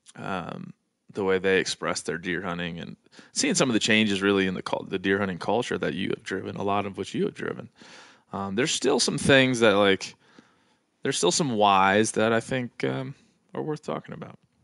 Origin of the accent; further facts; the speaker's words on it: East Coast, United States; i'm from the East Coast and I'm Irish